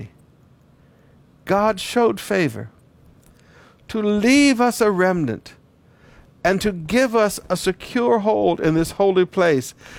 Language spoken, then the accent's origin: English; Flint, Michigan, United States; also born or lived in Detroit, Michigan; I grew up in Flint, Michigan and Detroit.